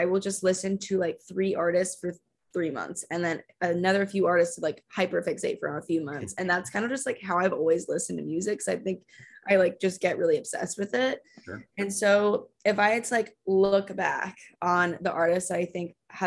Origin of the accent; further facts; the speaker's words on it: Texas, United States; also born or lived in Austin; I'm from Texas